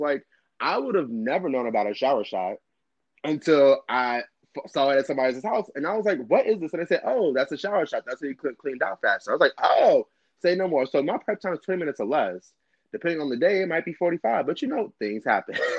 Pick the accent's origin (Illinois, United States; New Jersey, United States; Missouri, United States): Illinois, United States; Chicago; also born or lived in Brooklyn, New York / Canarsie, New York; now in DMV area, United States; I am originally from Chicago, born and raised, South Side, low end